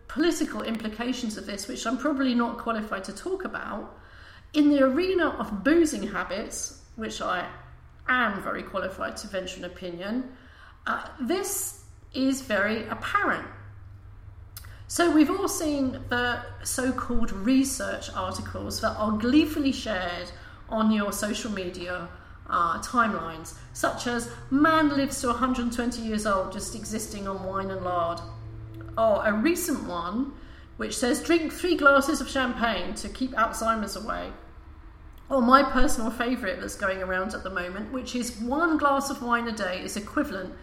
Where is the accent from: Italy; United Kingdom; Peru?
United Kingdom; I'm British